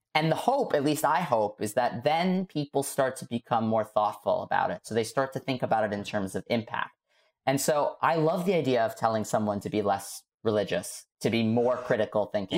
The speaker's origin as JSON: {"language": "English", "town": "New York City", "region": "New York", "country": "United States", "tie": "born or raised there", "said": "I was growing up in Staten Island"}